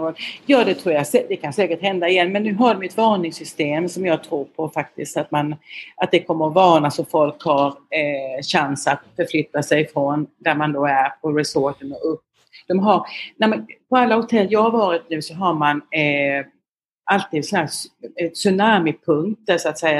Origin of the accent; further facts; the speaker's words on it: Jämjö, Blekinge, Sweden; accent: Blekinge dialect; moved away as an adult; also born or lived in Lund / Växjö / Vietnam / Russia; now in Bangkok, Thailand; Jag kommer från eh, Karlskrona, du hör min dialekt, eh, med ären kan man inte släppa. Eh, jag är uppvuxen i ett litet samhälle utanför Karlskrona som heter Jämjö.